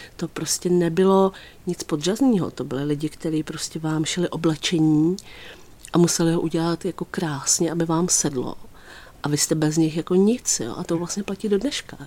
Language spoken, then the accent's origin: Czech; Písek, South Bohemian Region, Czechia; já třeba pocházím z Písku